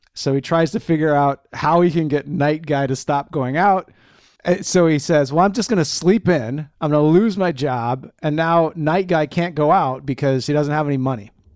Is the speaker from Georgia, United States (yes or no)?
no; Eugene, Oregon, United States; moved away; I grew up on the West Coast, specifically in Eugene, Oregon, the track capital of the world, and I'm a proud Eugenian.